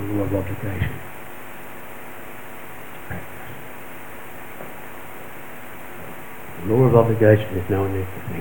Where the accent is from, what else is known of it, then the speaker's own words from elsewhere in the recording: Bourke, New South Wales, Australia; I'm from Bourke. I'm a Bourke country person.